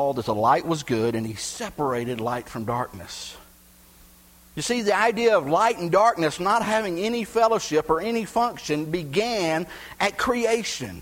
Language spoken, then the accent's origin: English; Gulf Coast of Texas, United States; Where I grew up on the Gulf Coast of Texas, we had refineries everywhere